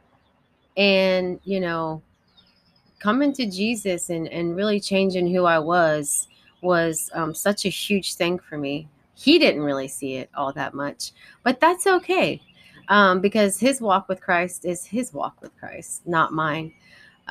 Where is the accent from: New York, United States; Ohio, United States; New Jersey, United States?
Ohio, United States; Columbus; I grew up in Columbus, Ohio